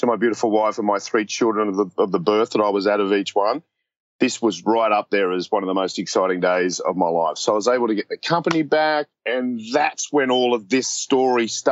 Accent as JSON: {"language": "English", "country": "Australia", "said": "we're from Australia."}